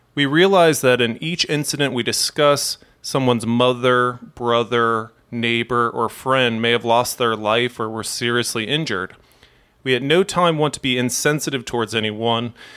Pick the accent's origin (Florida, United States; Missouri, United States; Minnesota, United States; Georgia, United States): Missouri, United States; St. Louis; my hometown of Saint Louis, Missouri